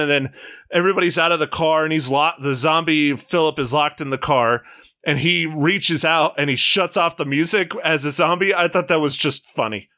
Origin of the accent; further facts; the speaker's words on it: United States; being an American